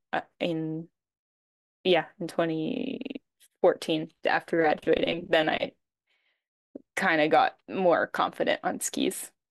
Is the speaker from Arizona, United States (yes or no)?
no; Maine, United States; moved away as an adult; also born or lived in New Hampshire / Utah / Switzerland; now in France; I grew up in Maine